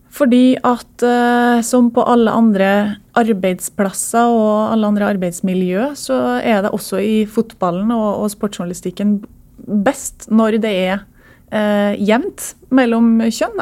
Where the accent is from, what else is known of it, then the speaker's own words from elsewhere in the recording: Trondheim, Trøndelag, Norway; jeg vokste opp i Trondheim